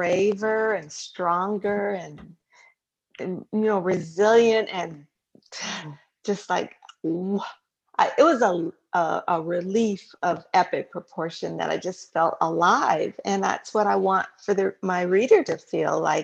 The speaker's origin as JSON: {"language": "English", "town": "San Diego", "region": "California", "country": "United States", "tie": "born or raised there", "said": "I grew up in San Diego, California"}